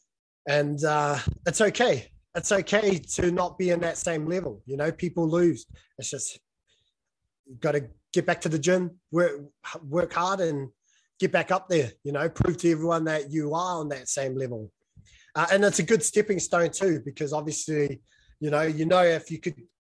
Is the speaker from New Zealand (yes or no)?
yes; New Zealand; as a New Zealander